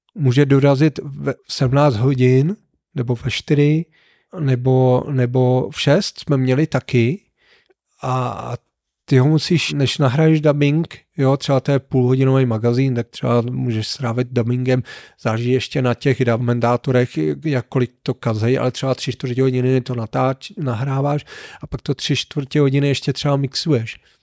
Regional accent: Neratovice, Central Bohemian Region, Czechia; also born or lived in Mělník; já jsem byl z Neratovice

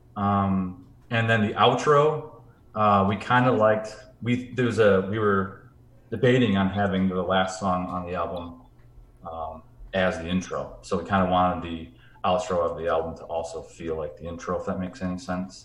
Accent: Grand Rapids, Michigan, United States; Grand Rapids, Michigan, which is where my hometown is

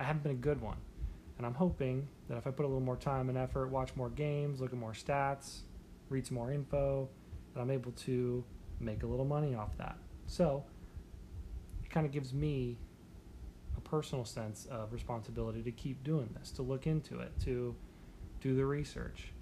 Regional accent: United States; I pretty clearly was born in America

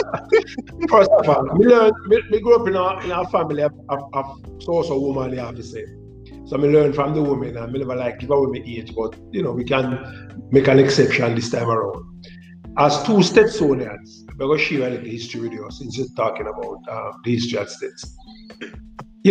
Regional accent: Jamaica; you couldn't escape Miss Lou growing up in Jamaica

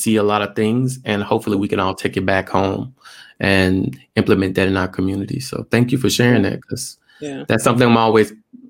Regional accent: Tuskegee, Alabama, United States; now in Japan; he's actually from Alabama, kind of where I'm from, like right down the road. Oh, yeah. Family. Yeah. I'm from Tuskegee.

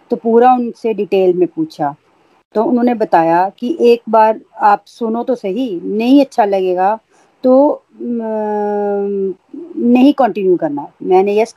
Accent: Jammu, Jammu and Kashmir, India; मैं जम्मू से हूँ

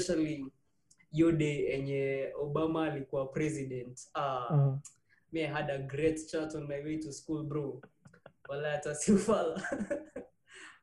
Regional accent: Bungoma, Bungoma County, Kenya; now in Nairobi, Kenya; growing up in Bungoma

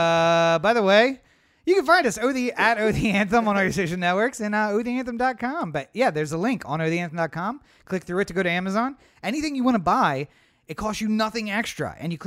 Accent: Maryland, United States; accent: Maryland; I did everything I could to kill my Maryland accent so that no one would know I was from Maryland.

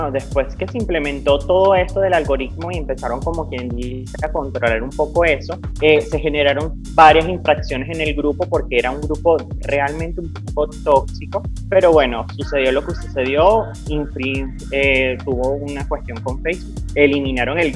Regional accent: Venezuela; tú sabes que nosotros como venezolanos siempre hemos tenido esta cultura de las misas desde que, o desde que nacemos, crecemos, nos criamos

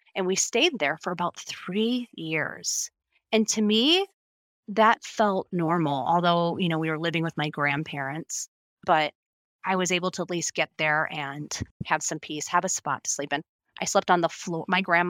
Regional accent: Illinois, United States; also born or lived in six different states; my home state is Illinois. I was born in Illinois. Both my parents are from Illinois.

